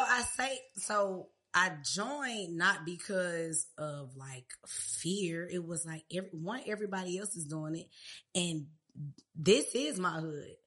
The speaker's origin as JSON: {"language": "English", "town": "Riverdale", "region": "Georgia", "country": "United States", "tie": "born or raised there", "also_born_or_lived": "Clayton County, Georgia / Hampton, Virginia", "said": "I'm from Riverdale. Riverdale, born at Crawford Long"}